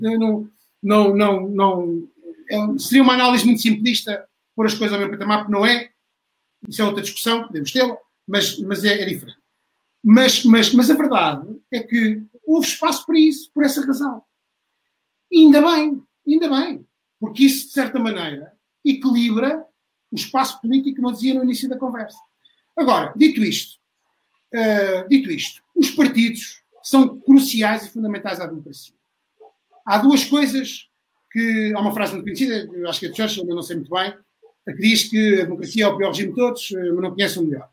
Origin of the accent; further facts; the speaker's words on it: Beja, Alentejo, Portugal; sou de Beja